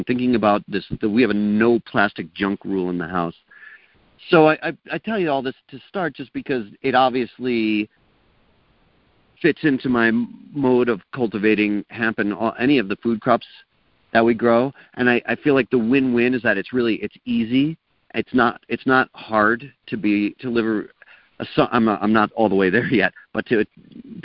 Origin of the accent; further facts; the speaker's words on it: East Coast, United States; now in New Mexico, United States; I grew up in the East Coast